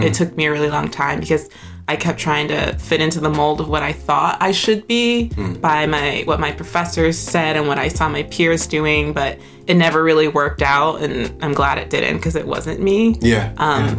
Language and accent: English; Deer Park, New York, United States; now in Brooklyn, United States; I am originally born and raised in Long Island